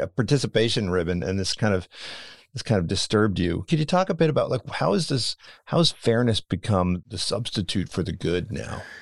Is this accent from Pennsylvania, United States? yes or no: yes; Philadelphia, Pennsylvania, United States; I'm from Philadelphia